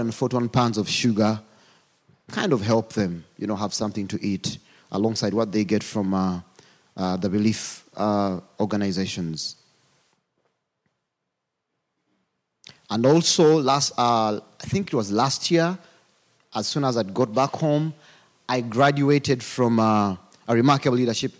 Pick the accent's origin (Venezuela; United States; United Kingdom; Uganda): Uganda; accent: African; I come from Uganda